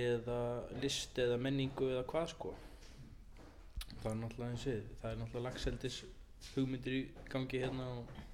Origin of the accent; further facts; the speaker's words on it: Suðursveit, Eastern Region, Iceland; now in Stöðvarfjörður, Iceland; Nei, ég er aðflutur kem hérna 2006 frá Suðusveit við Holnahjörð klára sérst nýjunda og tíunda bekkin hér